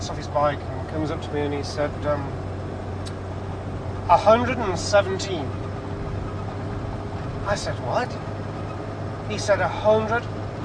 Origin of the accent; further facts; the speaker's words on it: Manchester, North West England, United Kingdom; moved away as an adult; now in Malibu, United States; I said, "Manchester, England."